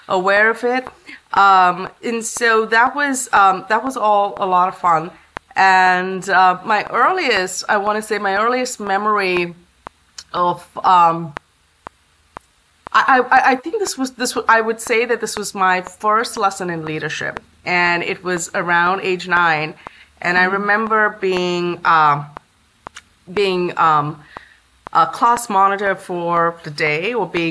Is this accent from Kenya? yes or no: no; Bangalore, Karnataka, India; also born or lived in Chennai / Kerala / Mumbai / Ahmedabad; now in Bay Area, United States; I was born in Chennai, which is in South India, and that's where my grandparents lived, although my hometown is Kerala. And I spent my formative years in Mumbai for a short bit, in Ahmedabad, and then Chennai before we settled down in Bangalore around the time I was four